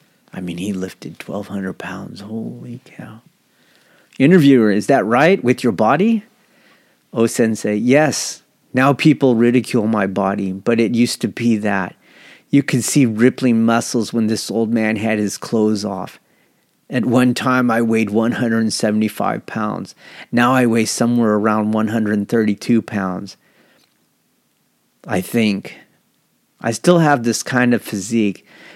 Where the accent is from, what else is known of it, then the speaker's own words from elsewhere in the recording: Japan; born there; I was born in Japan, and Aikido is the greatest treasure of our nation.